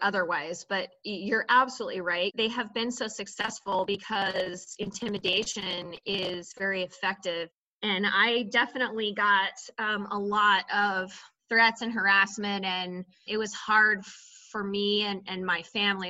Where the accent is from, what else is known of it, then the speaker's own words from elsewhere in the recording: Idaho, United States; I was born and raised in Idaho. I grew up my, you know, most of my life in Idaho County, which is very rural, in a town of six hundred people